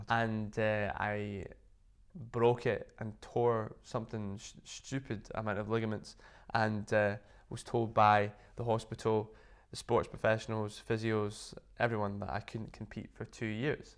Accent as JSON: {"language": "English", "town": "Inverness", "region": "Scotland", "country": "United Kingdom", "tie": "born or raised there", "said": "I used to teach quite a lot back in my hometown in Inverness"}